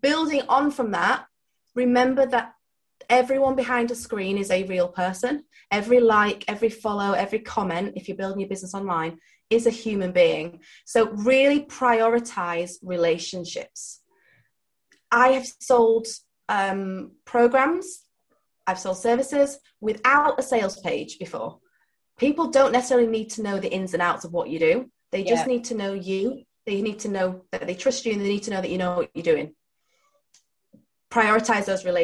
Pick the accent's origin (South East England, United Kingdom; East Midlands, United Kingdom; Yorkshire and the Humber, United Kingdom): Yorkshire and the Humber, United Kingdom; I'm from Yorkshire